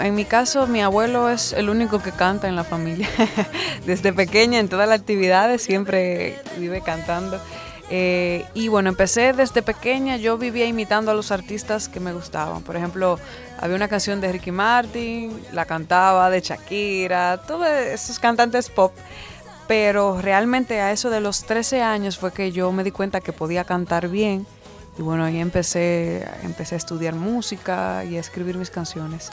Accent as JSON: {"language": "Spanish", "country": "Dominican Republic", "said": "me, pegué primero en mi país"}